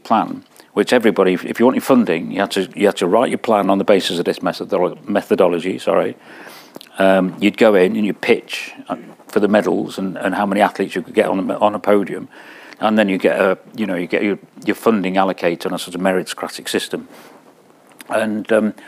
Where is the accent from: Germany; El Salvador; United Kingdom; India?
United Kingdom; Wales; when I was sort of 19 or so, growing up in Wales